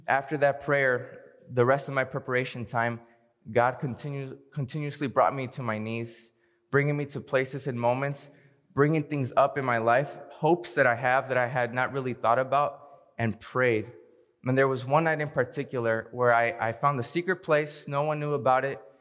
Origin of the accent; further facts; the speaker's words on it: Hayward, California, United States; also born or lived in Fremont, California; Even though I was born in Fremont, I grew up in the heart of the Bay, a town called Hayward